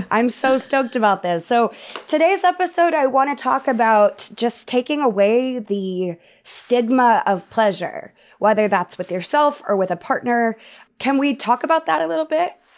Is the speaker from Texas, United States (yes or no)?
yes; Texas, United States; I grew up in Texas